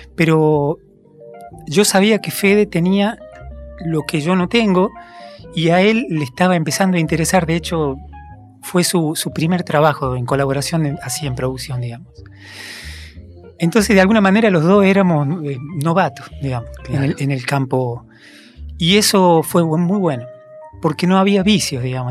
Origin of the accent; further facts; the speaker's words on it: Concarán, San Luis, Argentina; moved away; yo nací en, un pueblo en San Luis